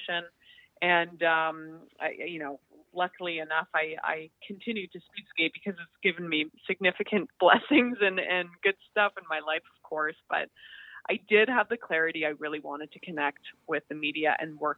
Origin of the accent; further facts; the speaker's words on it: Calgary, Alberta, Canada; moved away as an adult; now in Toronto, Canada; I'm from Calgary, so I was very lucky to grow up in a city that had a significant Olympic legacy